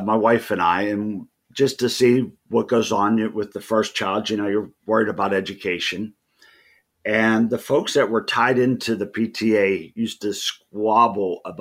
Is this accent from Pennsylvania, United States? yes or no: yes; Sewickley, Pennsylvania, United States; also born or lived in Beaver County, Pennsylvania; I was born in Swickley, and I've lived in Beaver County outside of the college years and, you know, local, you know, growing up places here and there. But I reside in Hopewell now, and I have for the last 30 years